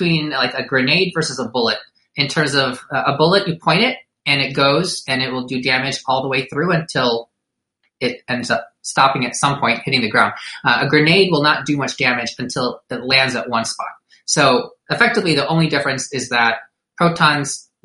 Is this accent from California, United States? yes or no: no; Detroit, Michigan, United States; I was born in Detroit, Michigan. Raised by Filipino immigrants, went to college